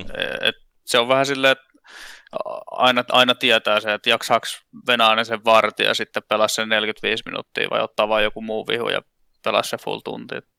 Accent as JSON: {"language": "Finnish", "town": "Vaasa", "region": "Ostrobothnia", "country": "Finland", "tie": "born or raised there", "moved": "as an adult", "lives_now": "Tampere, Finland", "said": "mä oon Vaasasta kotoisin. Siellä mä tota, lapsuuteni vietin ja ihan niin kuin johonkin, mitäs mä nyt olin sitten 21 ennen kuin mä sieltä muutin pois"}